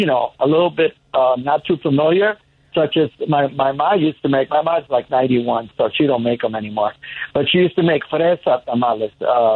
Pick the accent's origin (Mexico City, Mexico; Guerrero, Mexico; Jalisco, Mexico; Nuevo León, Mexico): Nuevo León, Mexico; moved away; I grew up on all that stuff back in Mexico. But the original tamales, where we come from Nuevo León, by the way, from the state